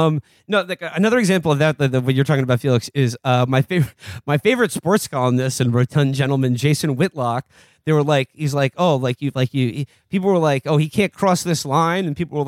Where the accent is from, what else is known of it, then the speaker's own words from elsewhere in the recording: New York, United States; when I was growing up in New York